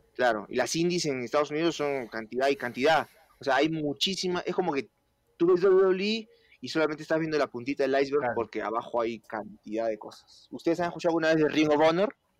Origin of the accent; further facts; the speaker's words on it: Peru; moved away as an adult; now in Mexico; yo peruano